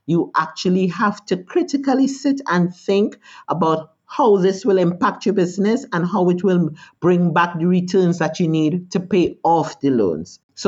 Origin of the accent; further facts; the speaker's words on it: Trinidad, Trinidad & Tobago; born there; Well, I was born in Trinidad.